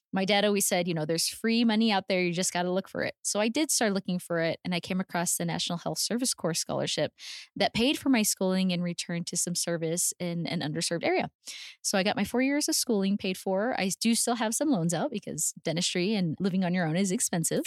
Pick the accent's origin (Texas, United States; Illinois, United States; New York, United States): Texas, United States; El Paso; also born or lived in Houston, Texas; I was born and raised in El Paso, Texas